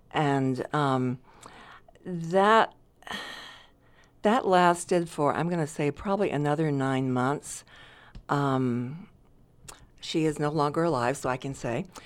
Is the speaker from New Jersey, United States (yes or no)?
no; Decatur, Georgia, United States; moved away as an adult; I'm originally from a suburb of Atlanta, Georgia.